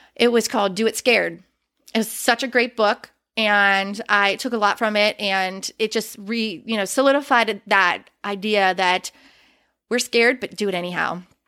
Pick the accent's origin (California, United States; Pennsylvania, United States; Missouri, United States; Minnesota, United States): Pennsylvania, United States; Western; moved away; I am originally from Western Pennsylvania